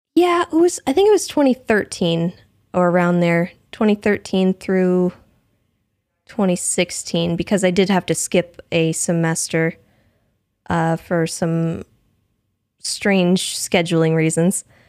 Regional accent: Missouri, United States; moved away as an adult; also born or lived in Washington State; now in Washington, United States; when I was about eight, I think we moved to Missouri, and I lived for, in Missouri for sixteen years or so

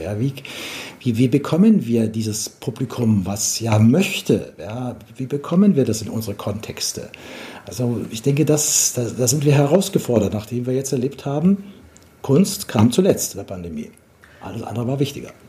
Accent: Bavaria, Germany; Ich komme aus Bayern, da gibt es eine lebendige Musiktradition

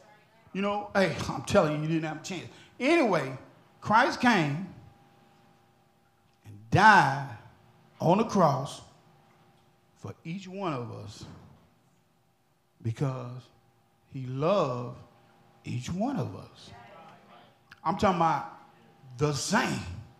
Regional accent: Alexandria, Louisiana, United States; That's why I'm here. I come way from Alexandria, Louisiana.

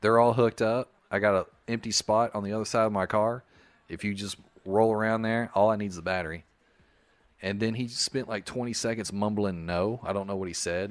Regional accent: the South, United States; moved away; also born or lived in Charleston, South Carolina; I'm from the South

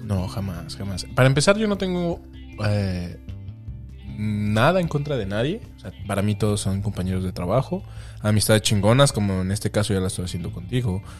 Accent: Mexico City, Mexico; moved away; me conocen como chilango aquí, la mayoría

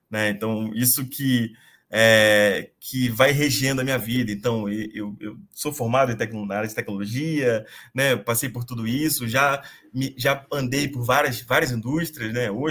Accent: Rio de Janeiro, Brazil; now in São Paulo, Brazil; eu sou carioca, moro em São Paulo faz quase 10 anos.

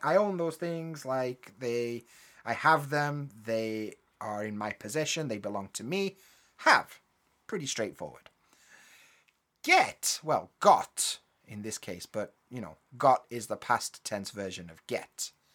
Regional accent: Yorkshire and the Humber, United Kingdom; we grew up together in Yorkshire.

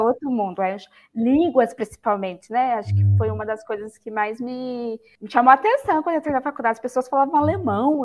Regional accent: Campanha, Minas Gerais, Brazil; moved away as an adult; also born or lived in São Paulo; now in Paulínia, Brazil; eu sou mineira, né, nasci em Minas Gerais, então eu sou de uma cidade que chama Campanha

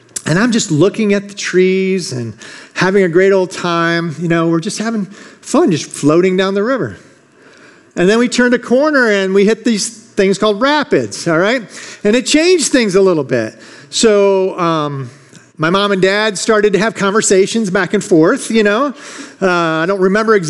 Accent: Michigan, United States; I grew up in Michigan

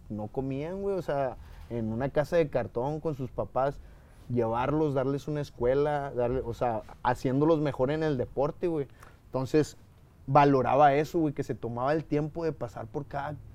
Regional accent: Mexico; soy mexicano

